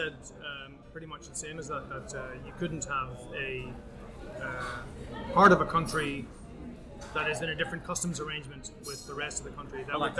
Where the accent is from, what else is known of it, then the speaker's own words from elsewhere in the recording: Ireland; Do I, as an Irishman, not as an analyst, I have to be neutral at all times, yes.